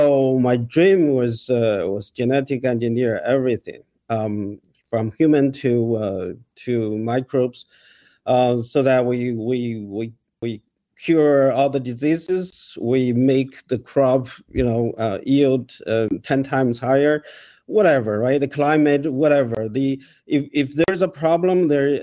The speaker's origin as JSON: {"language": "English", "country": "China", "tie": "born or raised there", "also_born_or_lived": "Toronto, Canada", "accent": "Chinese", "second_language": "English", "moved": "as an adult", "lives_now": "Canada", "said": "I grew up in China, communist China"}